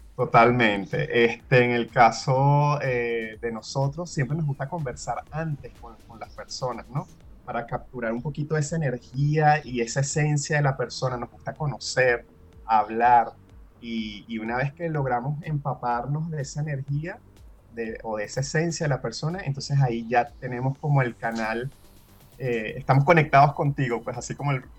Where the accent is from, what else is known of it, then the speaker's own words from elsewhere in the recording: Venezuela; now in Chile; al ser venezolano